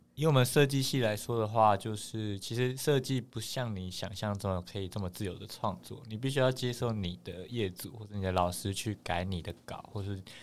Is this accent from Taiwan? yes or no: yes; Taipei, Taiwan; 我是台北人啊